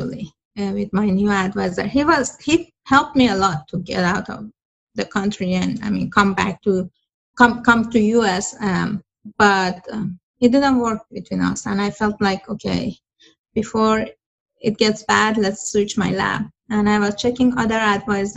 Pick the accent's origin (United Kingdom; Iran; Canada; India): Iran; moved away as an adult; now in United States; I'm from Iran